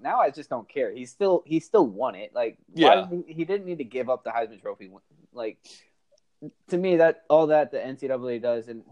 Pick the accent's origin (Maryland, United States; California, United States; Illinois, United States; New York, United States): Maryland, United States; I'm from Maryland